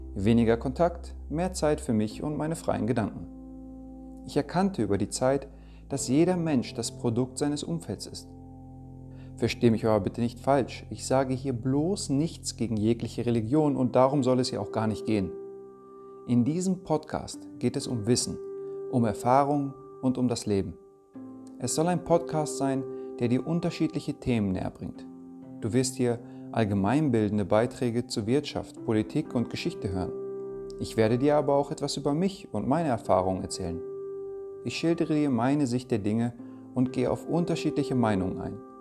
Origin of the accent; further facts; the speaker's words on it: Germany; also born or lived in Denmark; Geboren wurde ich in Dänemark und aufgewachsen bin ich hier in Deutschland